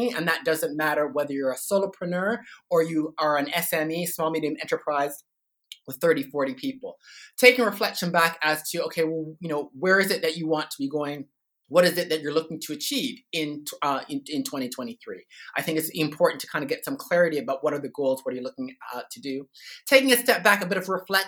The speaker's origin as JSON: {"language": "English", "town": "Toronto", "region": "Ontario", "country": "Canada", "moved": "as an adult", "lives_now": "Sydney, Australia", "said": "I'm not originally from Australia. I'm from Toronto, Canada."}